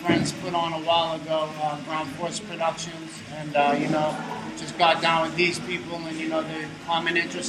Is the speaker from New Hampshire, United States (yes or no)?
yes; Hampton, New Hampshire, United States; I'm from Hampton.